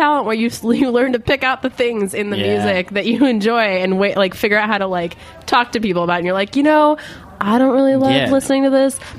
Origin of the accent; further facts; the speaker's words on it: Portland, Oregon, United States; moved away; also born or lived in New Jersey; I'm from Oregon.